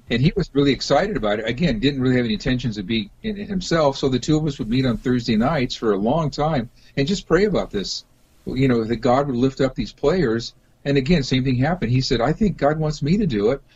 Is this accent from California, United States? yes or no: yes; Los Angeles, California, United States; now in Seattle, United States; I grew up down in the Los Angeles area, although I've been up here in Seattle for um, majority of my life, but I grew up in, in LA.